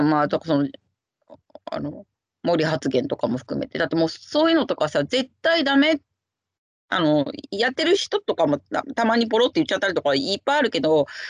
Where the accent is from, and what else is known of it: Japan; born or raised there; now in London, United Kingdom